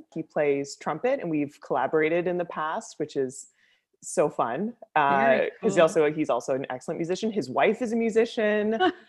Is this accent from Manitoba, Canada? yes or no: no; Aurora, Ontario, Canada; I'm from Aurora, Ontario, which is about, which is about an hour north of the city.